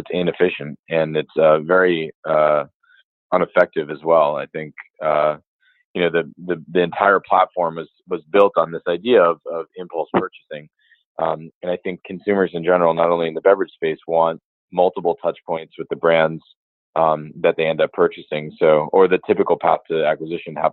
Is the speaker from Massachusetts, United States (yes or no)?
yes; Massachusetts, United States; I'm from Massachusetts